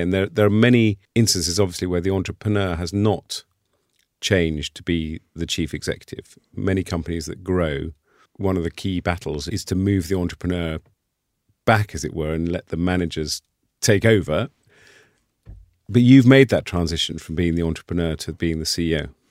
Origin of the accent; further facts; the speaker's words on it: United Kingdom; as a Brit and a European